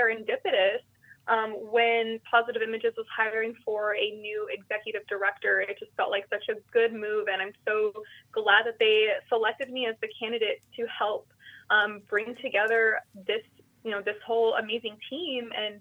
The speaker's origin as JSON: {"language": "English", "area": "South Central Valley", "region": "California", "country": "United States", "tie": "born or raised there", "moved": "as an adult", "lives_now": "Sonoma County, United States", "said": "I am originally from the South Central Valley. My parents immigrated from Brazil to this little farm worker town"}